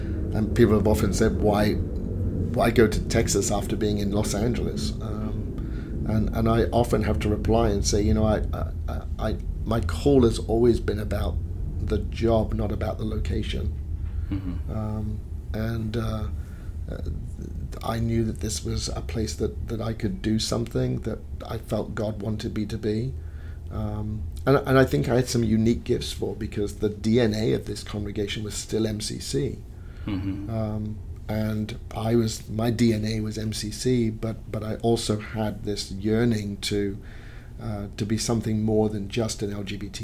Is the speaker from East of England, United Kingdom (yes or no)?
no; Bournemouth, South West England, United Kingdom; accent: British; moved away as an adult; now in Dallas, United States; my British accent